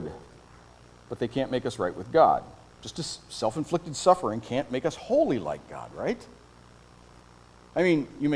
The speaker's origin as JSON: {"language": "English", "region": "Iowa", "country": "United States", "tie": "born or raised there", "moved": "yes", "said": "I grew up in Iowa."}